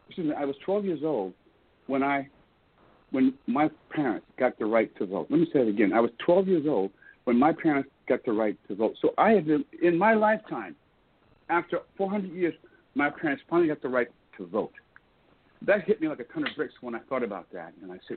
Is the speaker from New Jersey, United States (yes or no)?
no; Columbus, Georgia, United States; And we left Germany, and I came back to Columbus, Georgia, which is my hometown where I was born, which is in the South.